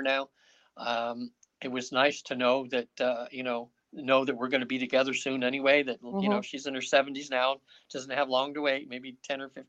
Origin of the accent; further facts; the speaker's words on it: North Highlands, California, United States; moved away; I grew up in North Highlands